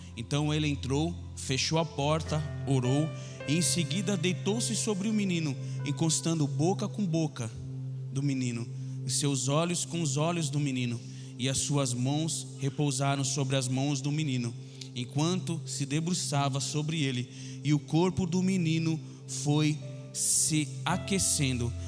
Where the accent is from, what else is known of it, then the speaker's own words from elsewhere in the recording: São Paulo, Brazil; Nós somos lá de Itaquera